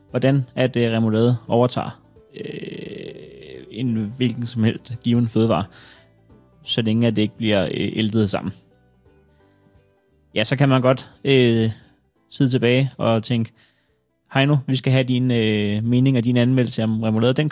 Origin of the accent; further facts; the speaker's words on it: Copenhagen, Capital Region of Denmark, Denmark; jeg er fra København.